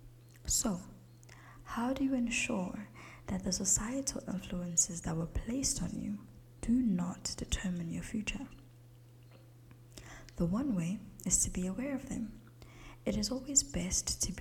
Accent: South Africa; As a South African, my English is more British than it would be American

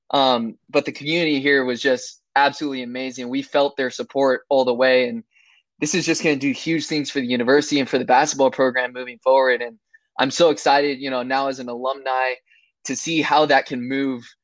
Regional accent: Camarillo, California, United States; now in Abilene, United States; I came here from Camarillo, California, which is

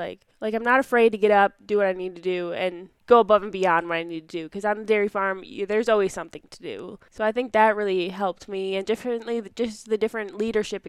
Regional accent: Dodge County, Wisconsin, United States; I grew up in Dodge County, Wisconsin, on my family's 70-cow dairy farm

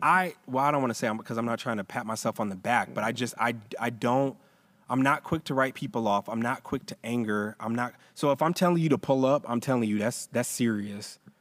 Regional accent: Roswell, Georgia, United States; I grew up in Roswell

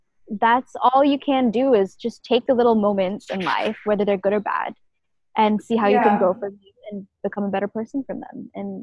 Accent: Malaysia; moved away as an adult; now in New York, United States; Being a Malaysian or being a Malay girl is definitely such a big part of who I am

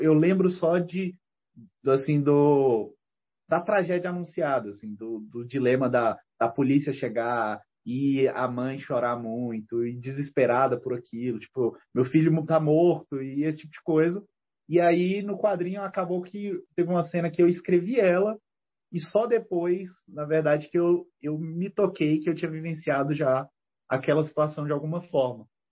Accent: Ceilândia, Federal District, Brazil; a Ceilândia, quando, quando eu cresci lá

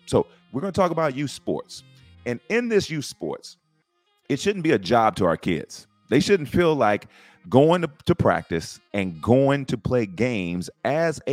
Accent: San Antonio, Texas, United States; now in Round Rock, United States; I am originally from San Antonio, Texas, but I live in Round Rock, Texas, north of Austin

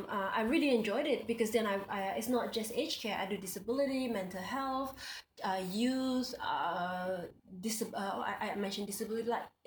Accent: Singapore; first language Indonesian; moved away as an adult; also born or lived in Indonesia; now in Australia; Well, I'm born in Indonesia, but I grew up in Singapore and now I reside in Australia.

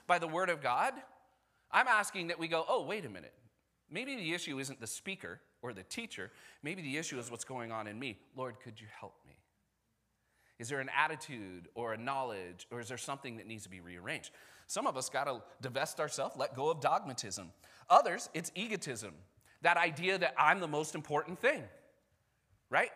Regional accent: United States; I'm also American

